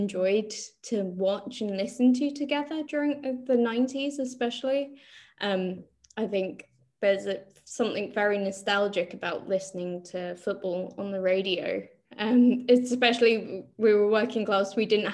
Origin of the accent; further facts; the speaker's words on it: London, United Kingdom; we're also from Northwest London